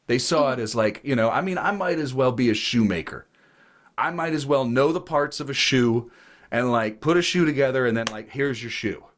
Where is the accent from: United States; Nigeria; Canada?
United States; Ohio; I grew up in Ohio